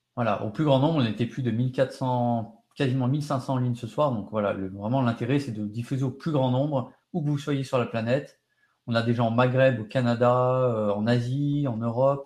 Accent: France; chez nous en France

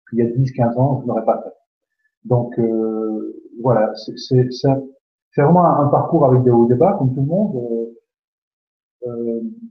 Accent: Belgium; comme on dit chez nous en Belgique

